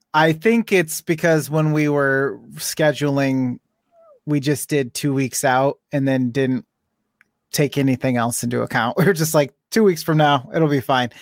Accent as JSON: {"language": "English", "country": "United States"}